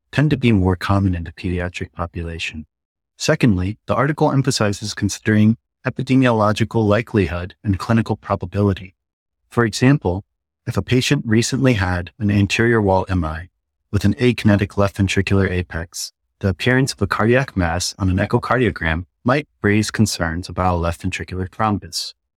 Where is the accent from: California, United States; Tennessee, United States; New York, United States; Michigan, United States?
Michigan, United States; Ann Arbor; moved away; I'm a Korean American that grew up in Ann Arbor, Michigan.